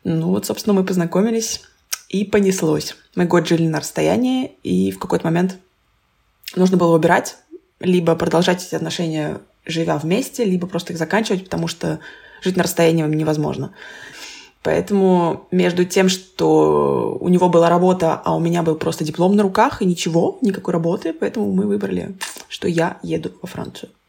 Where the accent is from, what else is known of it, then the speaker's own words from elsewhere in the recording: Nizhny Novgorod, Nizhny Novgorod Oblast, Russia; now in France; Сейчас непопулярный ответ из России.